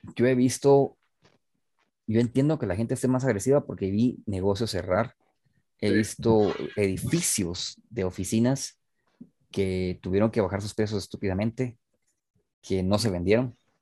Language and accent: Spanish; Guatemala City, Guatemala Department, Guatemala; en una ciudad como Guatemala, vos, en serio, o sea, no somos Tokio, pues. No somos Ciudad de México